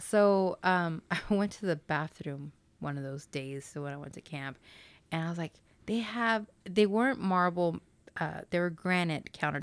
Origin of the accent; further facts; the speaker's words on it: Dallas, Texas, United States; I am from Dallas, Texas